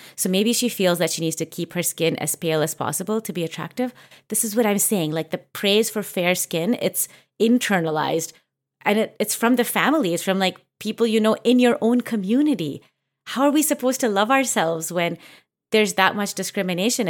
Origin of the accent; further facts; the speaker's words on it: Canada; I grew up in Canada where, you know, like, there wasn't even that many Indian people until we started to get a little bit older